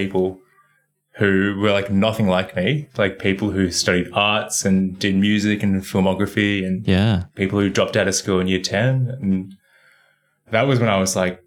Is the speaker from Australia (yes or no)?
yes; Australia; being Australian